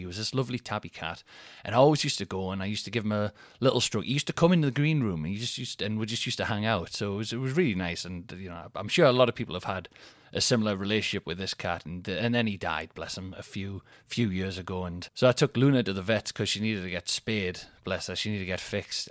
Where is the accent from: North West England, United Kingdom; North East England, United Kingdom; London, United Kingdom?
North East England, United Kingdom; Newcastle upon Tyne; I'm from Newcastle